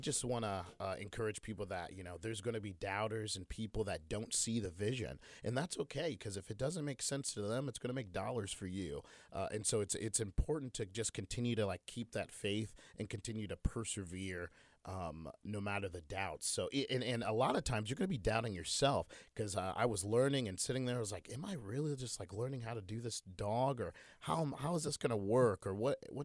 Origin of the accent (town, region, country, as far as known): Muncie, Indiana, United States; born or raised there